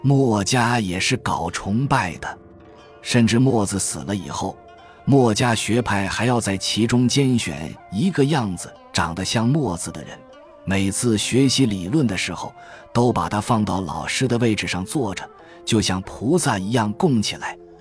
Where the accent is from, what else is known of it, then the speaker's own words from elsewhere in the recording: China; 我们中国人到死都脱不了这个壳壳